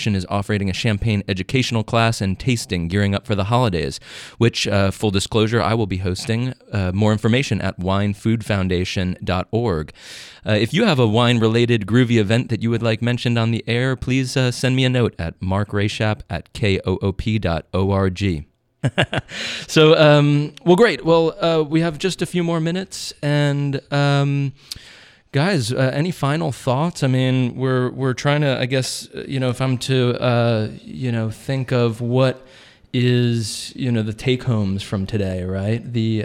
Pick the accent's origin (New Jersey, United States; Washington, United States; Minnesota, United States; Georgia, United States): New Jersey, United States; now in Austin, United States; my New Jersey roots